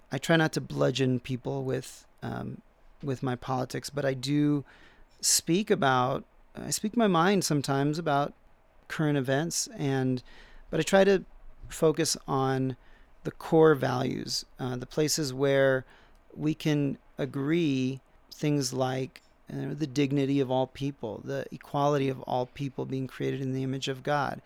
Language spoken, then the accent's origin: English; United States; we also are very religious people. Americans in general, um, religion is part of our national debates